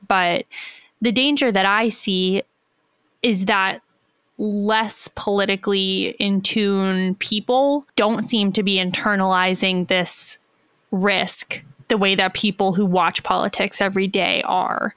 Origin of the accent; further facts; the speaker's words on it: United States; As an American